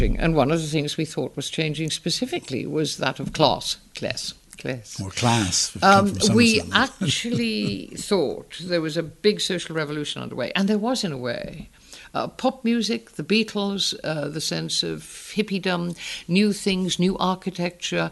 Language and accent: English; the Northeast, North East England, United Kingdom; accent: Northern Educated English; I was born in the Northeast.